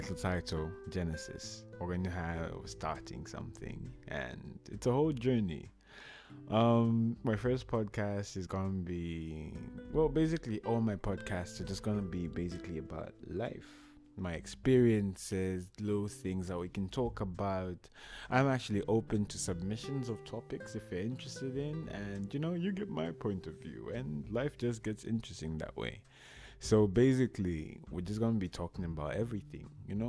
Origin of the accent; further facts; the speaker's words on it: Zambia; now in Moscow, Russia; I'm from Zambia